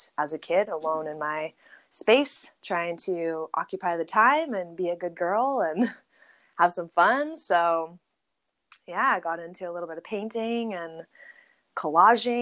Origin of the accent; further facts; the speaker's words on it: San Diego, California, United States; I'm from San Diego originally, born and raised in San Diego